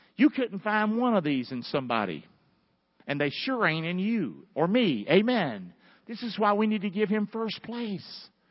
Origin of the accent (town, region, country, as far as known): the South, United States; accent: Southern